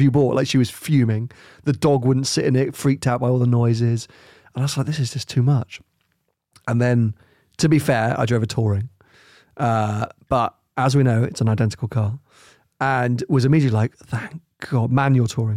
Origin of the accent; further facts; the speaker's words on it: United Kingdom; we're too British